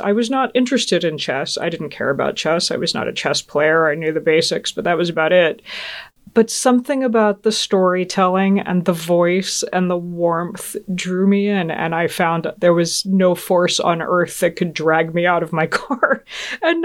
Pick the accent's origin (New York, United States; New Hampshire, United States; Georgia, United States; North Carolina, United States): Georgia, United States; also born or lived in Augsburg, Germany; the 70s and 80s growing up in Georgia